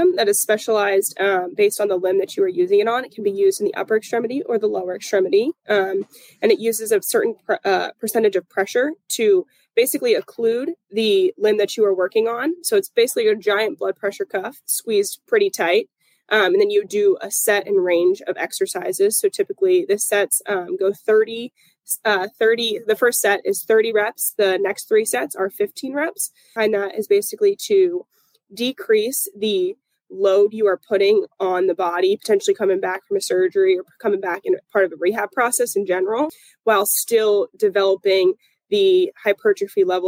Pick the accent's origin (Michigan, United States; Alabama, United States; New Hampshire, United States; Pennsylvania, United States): Pennsylvania, United States; moved away as an adult; also born or lived in Clemson, South Carolina / Buffalo, New York / Atlanta, Georgia; now in Jacksonville, United States; I'm originally from Pennsylvania.